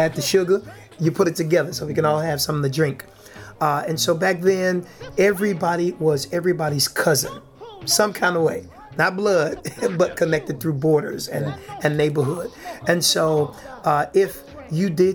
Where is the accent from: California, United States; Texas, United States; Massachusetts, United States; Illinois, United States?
Illinois, United States; Chicago; born and raised right here in the Bronzeville community. Been here my entire life.